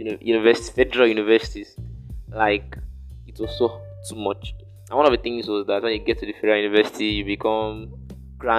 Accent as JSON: {"language": "English", "region": "Southwest Nigeria", "country": "Nigeria", "tie": "born or raised there", "accent": "Yoruba H factor", "said": "I grew up in the Southwest"}